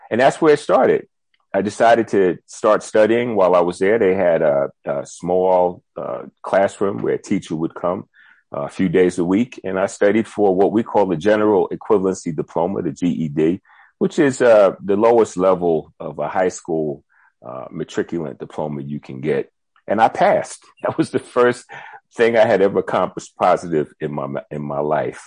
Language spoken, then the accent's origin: English; Tuckahoe, New York, United States; moved away as an adult; now in South Africa; I'm from Tuckahoe, New York, which is very close to the Bronx, actually